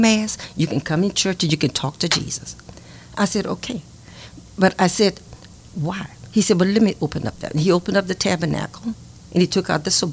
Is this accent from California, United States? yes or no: no; Grand Coteau, Louisiana, United States; I was living in Grand Coteau, Louisiana. I was born in Grand Coteau